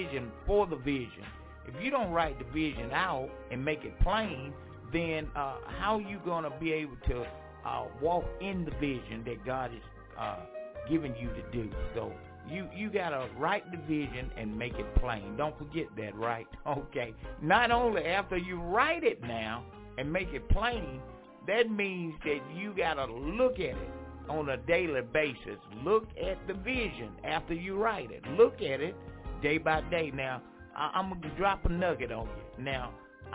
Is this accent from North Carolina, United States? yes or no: yes; Franklinton, North Carolina, United States; my hometown, Franklinton, North Carolina.